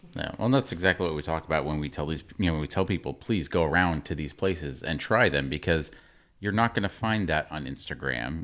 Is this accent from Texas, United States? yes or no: yes; Texas, United States; we're, we're from Texas